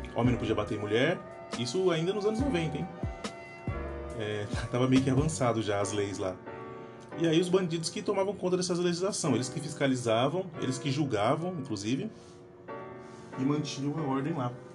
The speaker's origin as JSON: {"language": "Portuguese", "region": "São Paulo", "country": "Brazil", "tie": "born or raised there"}